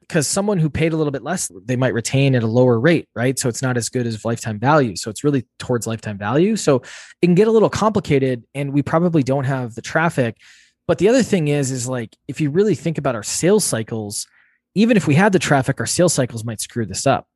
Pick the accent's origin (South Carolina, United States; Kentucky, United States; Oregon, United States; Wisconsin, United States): Wisconsin, United States; moved away as an adult; also born or lived in Boston; I grew up in Wisconsin, which is, uh, central U S in the Midwest there on farmland